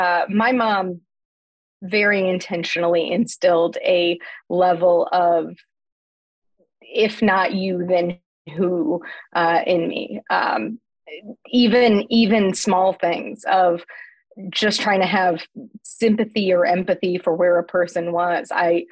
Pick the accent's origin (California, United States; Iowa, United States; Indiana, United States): Indiana, United States; Terre Haute; The best way I probably could explain Terre Haute for me growing up was that my grandma grew up in Fountainette.